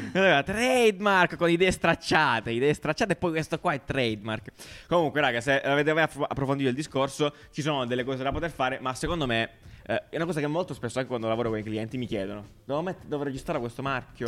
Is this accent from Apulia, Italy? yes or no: yes; Apulia, Italy; accent: pugliese; col mio accento uh, pugliese